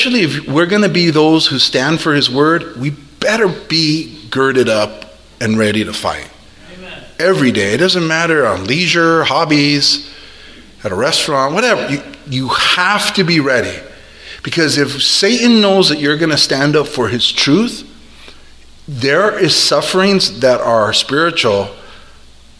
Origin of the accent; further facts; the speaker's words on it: California, United States; I'm a Californian through and through